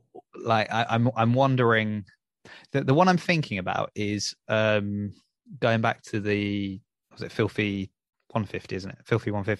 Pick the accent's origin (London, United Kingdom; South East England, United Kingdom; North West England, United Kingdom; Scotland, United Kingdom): South East England, United Kingdom; Southampton; growing up in Southampton